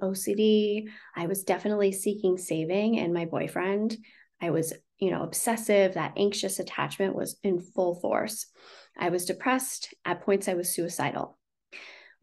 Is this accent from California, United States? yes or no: yes; the Redwoods, California, United States; I grew up in a very small town. I grew up in the Redwoods and the rivers and the ocean and very small.